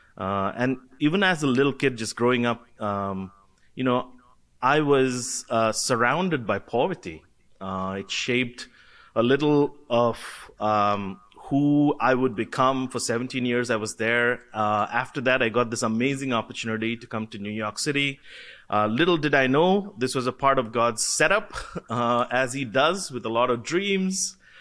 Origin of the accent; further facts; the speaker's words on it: Kolkata, West Bengal, India; I was born and brought up in Calcutta, India.